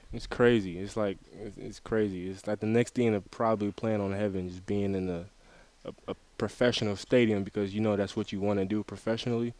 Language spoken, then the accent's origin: English; Detroit, Michigan, United States; now in Mount Pleasant; I'm from Detroit, Michigan, so that that had a lot to do with where I ended up, but I went to Orchard Lake St. Mary's